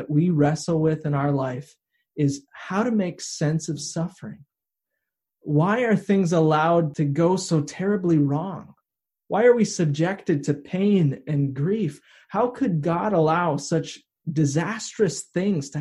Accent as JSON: {"language": "English", "country": "United States", "tie": "born or raised there", "said": "where I grew up in the St. Croix River Valley that borders Wisconsin and Minnesota"}